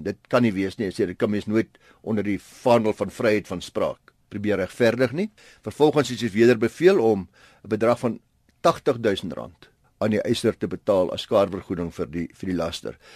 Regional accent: South Africa

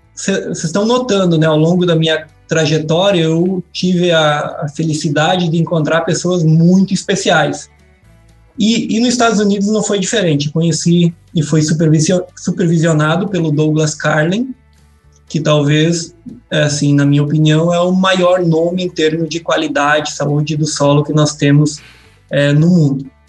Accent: Erechim, Rio Grande do Sul, Brazil; moved away as an adult; now in Piracicaba, Brazil; eu sou é, natural lá de Erechim, do interior de Erechim, no norte do estado do Rio Grande do Sul

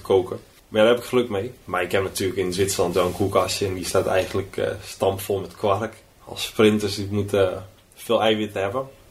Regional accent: Lutten, Overijssel, Netherlands; moved away as an adult; now in Switzerland; bij ons in Lutten, toen de boerderij waar we destijds woonden.

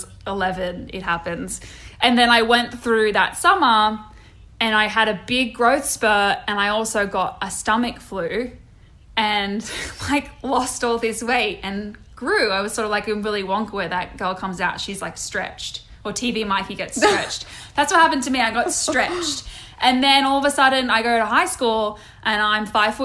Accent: Sydney, New South Wales, Australia; moved away; also born or lived in Georgia, United States; I grew up in Sydney in a suburb called Dural, which is about 45 minutes northwest of where the Harbour Bridge is

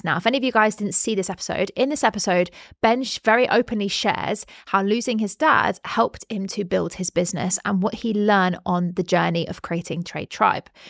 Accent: United Kingdom; we're both British

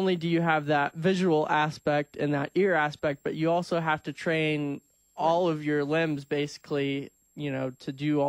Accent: Danville, Illinois, United States; I grew up in Danville.

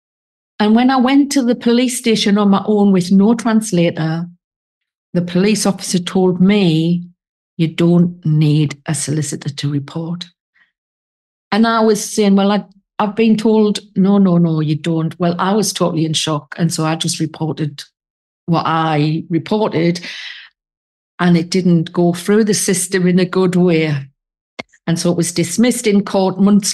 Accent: England, United Kingdom; now in Spain; I'm sitting here in Spain as an English woman

